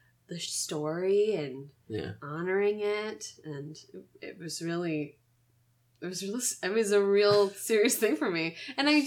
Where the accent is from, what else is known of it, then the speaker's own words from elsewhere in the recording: St. Petersburg, Florida, United States; I was born and raised in St. Petersburg, Florida